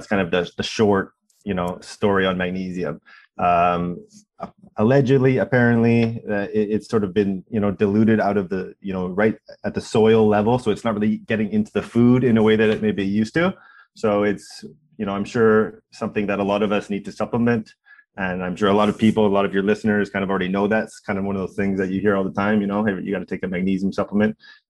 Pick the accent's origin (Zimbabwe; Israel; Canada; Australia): Canada; Vancouver, British Columbia; now in Toronto, Canada; We came here from Vancouver to do it. That was sort of part of our origin story.